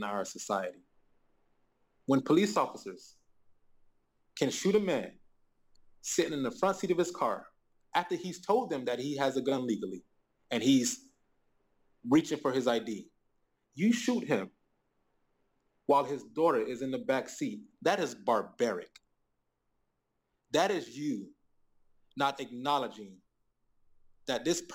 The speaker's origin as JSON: {"language": "English", "country": "United States", "moved": "as an adult", "lives_now": "Beijing, China", "said": "me being an American"}